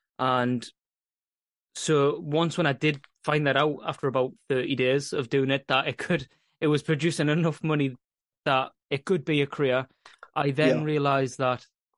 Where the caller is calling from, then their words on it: Scotland, United Kingdom; I am in the northeast of Scotland, and I generally usually host this podcast.